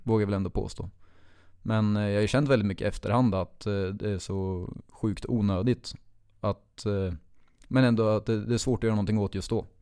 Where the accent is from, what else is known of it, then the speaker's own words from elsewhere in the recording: Finspång, Östergötland, Sweden; jag växte upp i Finspång